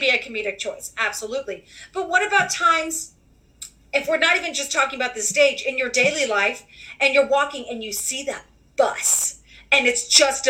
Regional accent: New York City, New York, United States; being a New Yorker

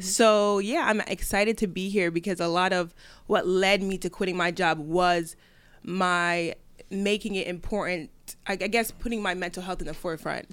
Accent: Delaware, United States; moved away as an adult; also born or lived in New York; I grew up in Delaware

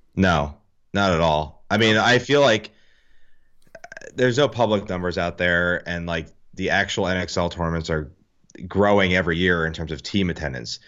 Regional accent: New Jersey, United States; I'm from Jersey

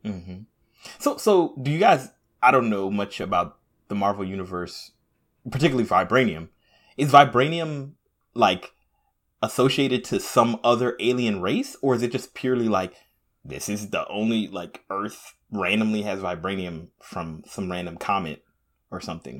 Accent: Jamaica; I'm Jamaican, so I'm by way of Africa

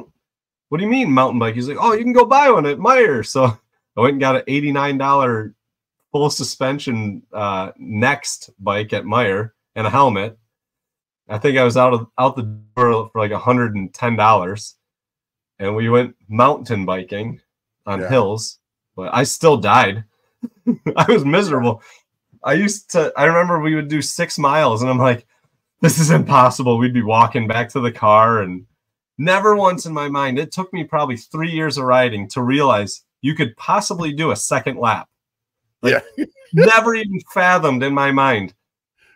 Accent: Michigan, United States; I'm from Michigan

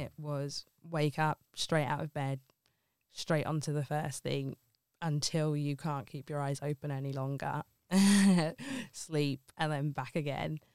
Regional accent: Ilford, London, United Kingdom; moved away as an adult; also born or lived in Liverpool / Wirral; now in Oxton, United Kingdom; born and raised in Ilford and then moved up to Liverpool for university

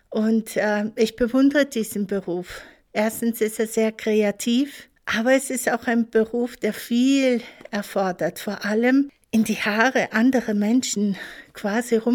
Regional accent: Munich, Bavaria, Germany; ich komme aus München

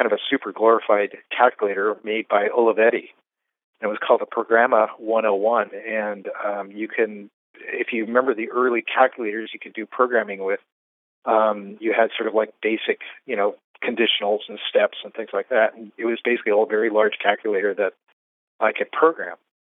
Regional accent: Fresno, California, United States; moved away as an adult; also born or lived in Concord, California; now in San Francisco, United States; I was actually born and raised in Fresno, and then I escaped Fresno when I was about 18 or so

